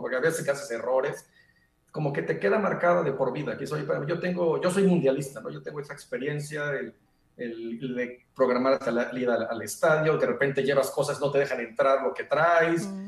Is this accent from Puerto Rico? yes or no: no; Mexico; moved away; como mexicano